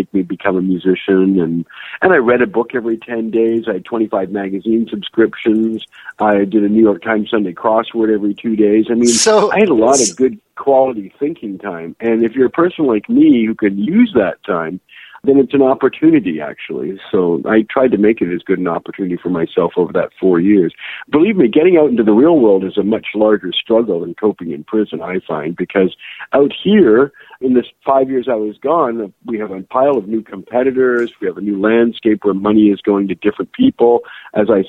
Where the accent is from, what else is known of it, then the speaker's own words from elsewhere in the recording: Canada; I spent an extra 2 months at a deportation center because I'm Canadian